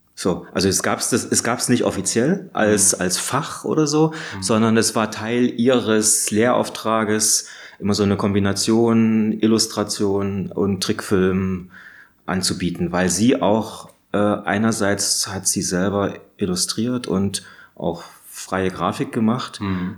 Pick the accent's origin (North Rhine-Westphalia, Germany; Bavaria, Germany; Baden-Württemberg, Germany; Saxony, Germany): Saxony, Germany; Radeberg; now in Berlin, Germany; ich komme aus Radeberg in der Nähe von Dresden